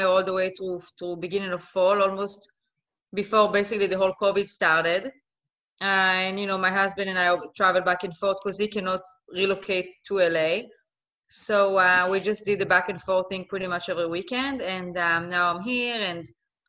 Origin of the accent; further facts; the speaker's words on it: Israel; English is a second language; moved away as an adult; also born or lived in Netherlands / Los Angeles, United States; now in Miami, United States; I'm originally from Israel. I was born and raised in Israel